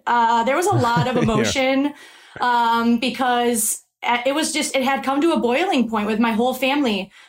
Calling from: Milwaukee, Wisconsin, United States; So I'm calling from Milwaukee, Wisconsin.

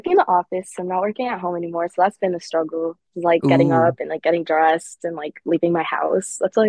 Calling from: Connecticut, United States

